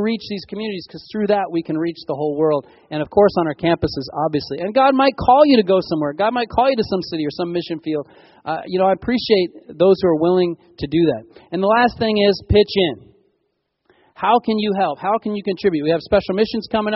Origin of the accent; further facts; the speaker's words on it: California, United States; As Californians